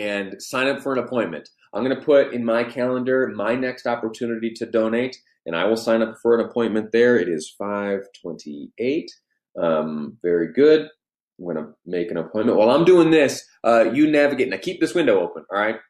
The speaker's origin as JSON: {"language": "English", "region": "New York", "country": "United States", "tie": "born or raised there", "moved": "yes", "lives_now": "Utah, United States", "said": "I did some of my growing up in New York State, where things are vastly different"}